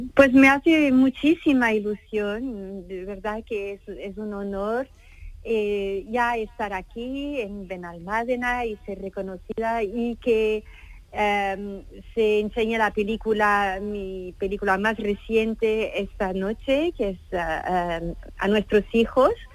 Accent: Portugal; como portuguesa

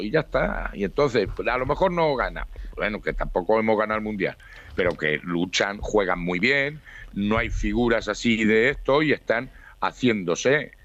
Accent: Spain; Soy español

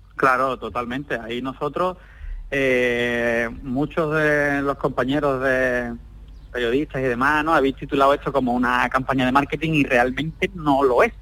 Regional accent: Algeciras, Andalusia, Spain; nosotros somos natales de Algeciras

